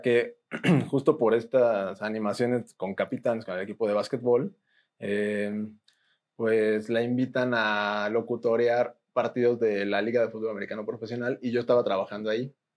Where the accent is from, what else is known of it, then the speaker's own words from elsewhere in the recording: Mexico; Como buen mexicano